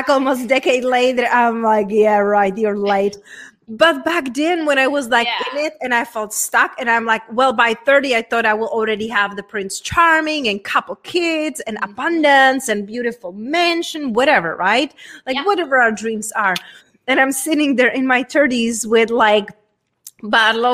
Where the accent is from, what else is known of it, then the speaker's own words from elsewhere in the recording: Czechia; accent: Czech; English is a second language; moved away; coming from a very small town from Czech Republic. Hence, that's where my accent and weird name it's from